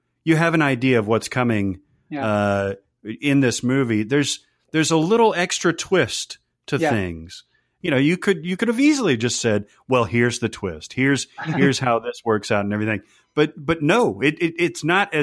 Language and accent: English; United States; as an American